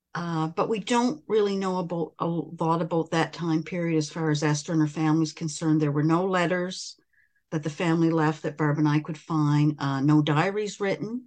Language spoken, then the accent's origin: English; River Hebert, Nova Scotia, Canada; I was uh, born and raised in River Hibbert, mm-hmm. Cumberland County, which is about a 20 minute 25 minute drive from Amherst, Nova Scotia